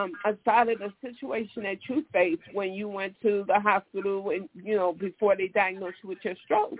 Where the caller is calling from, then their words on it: Chicago, Illinois, United States; I am calling from Chicago